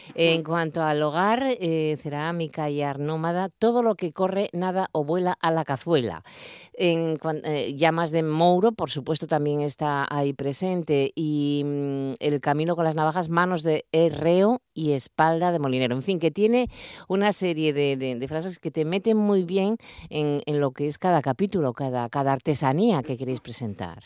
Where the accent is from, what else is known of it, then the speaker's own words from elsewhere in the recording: Asturias, Spain; somos muchos los asturianos